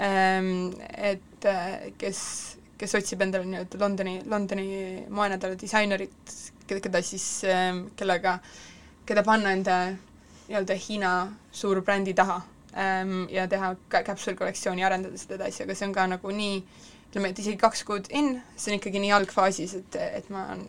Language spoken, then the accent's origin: Estonian; Estonia; ma olen siit pärit